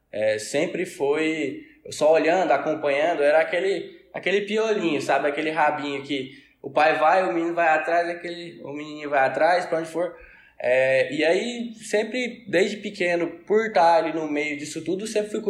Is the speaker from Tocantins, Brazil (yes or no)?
yes; Tocantins, Brazil; nasci aqui no Tocantins.